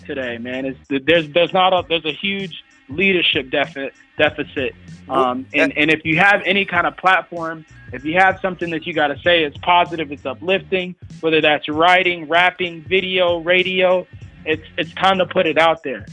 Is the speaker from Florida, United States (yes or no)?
yes; Oviedo, Florida, United States; also born or lived in Orlando, Florida; I'm from Oviedo, Florida, via Orlando, right? So right. like I where I grew up, there was chickens walking around